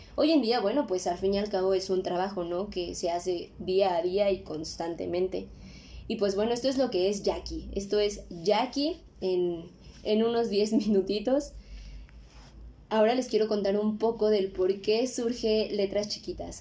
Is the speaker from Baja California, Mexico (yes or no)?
no; Mexico City, Mexico; soy de la Ciudad de México